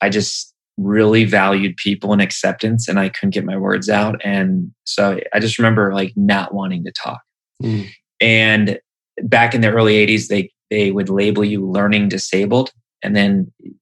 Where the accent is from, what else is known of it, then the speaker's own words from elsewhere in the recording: Wisconsin, United States; I grew up in Wisconsin